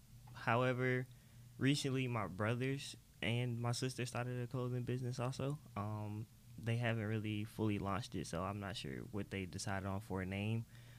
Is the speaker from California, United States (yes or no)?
no; Atlanta, Georgia, United States; I was born in South Fulton, Atlanta, pretty much on Cleveland Avenue.